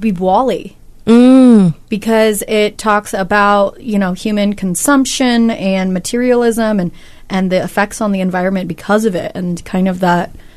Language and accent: English; California, United States; growing up in California